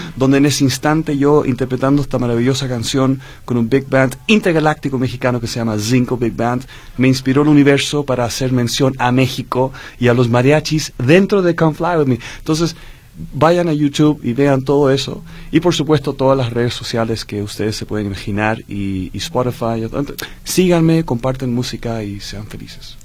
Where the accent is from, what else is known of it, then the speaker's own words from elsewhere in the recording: Santiago, Santiago Metropolitan, Chile; moved away; Yo soy holandés chileno. Okay. Mi madre es holandesa, mi padre era chileno.